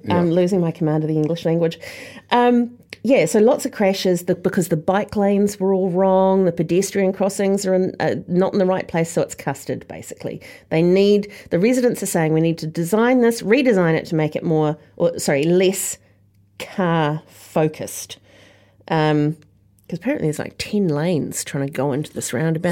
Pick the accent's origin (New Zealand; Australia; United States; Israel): New Zealand; as a New Zealander